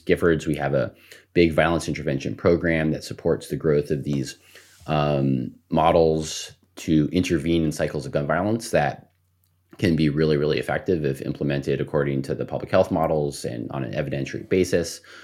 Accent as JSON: {"language": "English", "town": "El Paso", "region": "Texas", "country": "United States", "tie": "born or raised there", "said": "I grew up in El Paso, Texas"}